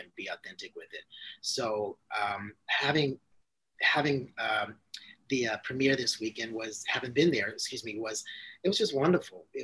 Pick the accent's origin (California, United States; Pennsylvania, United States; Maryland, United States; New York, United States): Maryland, United States; moved away; I'm from Maryland.